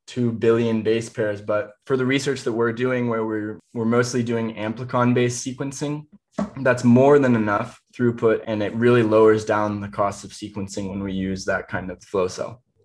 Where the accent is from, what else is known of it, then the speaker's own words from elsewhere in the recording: Indiana, United States; going out into the woods where I grew up in Indiana.